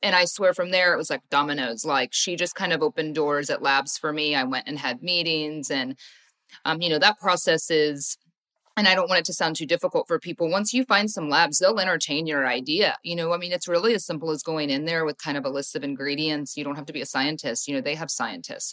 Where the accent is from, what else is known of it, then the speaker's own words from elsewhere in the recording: Ohio, United States; I grew up in Ohio, went to school in Ohio